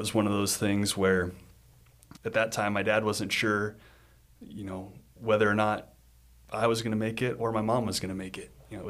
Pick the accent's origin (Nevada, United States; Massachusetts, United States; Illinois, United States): Nevada, United States; Northern; also born or lived in Incline Village, Nevada / Reno, Nevada; born and raised here in Northern Nevada. I was born at St. Mary's Hospital in Reno